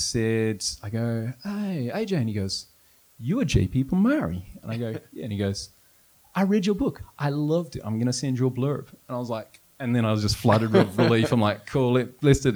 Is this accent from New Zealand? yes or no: yes; New Zealand; moved away; also born or lived in Canada; I'm from New Zealand